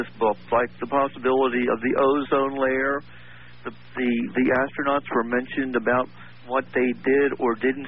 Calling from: Columbia, South Carolina, United States; I am calling from Columbia

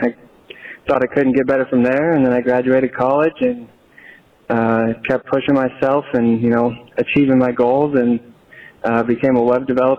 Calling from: Boise, Idaho, United States

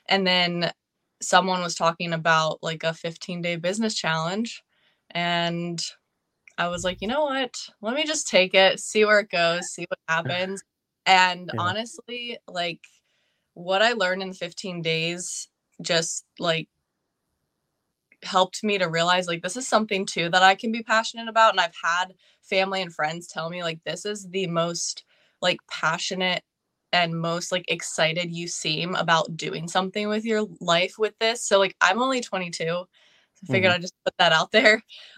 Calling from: Pennsylvania, United States; I am from Pennsylvania.

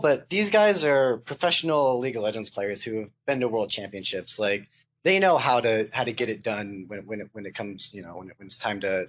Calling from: Grand Junction, Colorado, United States; I'm calling from the middle of nowhere, Grand Junction, Colorado.

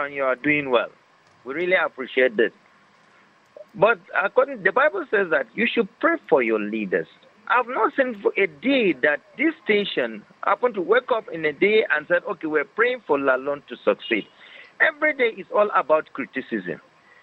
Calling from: Jos, Plateau, Nigeria; calling from Jos

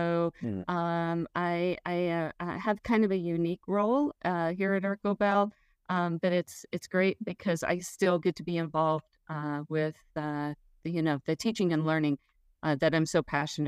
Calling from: Texas, United States; I am dialing in from Central Texas, and the heat is on.

